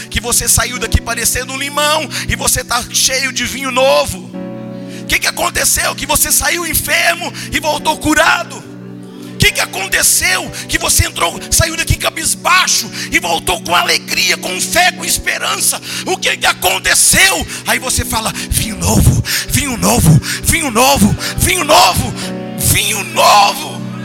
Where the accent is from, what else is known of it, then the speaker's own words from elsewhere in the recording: Teófilo Otoni, Minas Gerais, Brazil; moved away; lá de Teofilotone, lá de onde eu nasci